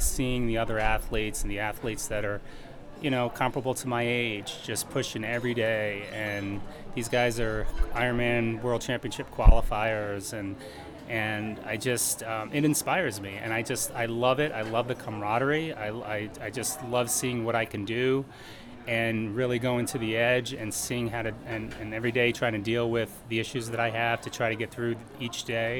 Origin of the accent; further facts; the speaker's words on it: St. Louis, Missouri, United States; I'm from St. Louis, Missouri